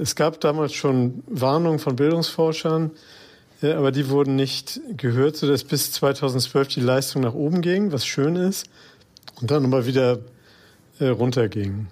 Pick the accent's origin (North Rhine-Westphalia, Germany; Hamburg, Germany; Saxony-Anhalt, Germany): Hamburg, Germany; freut mich natürlich als geborener Hamburger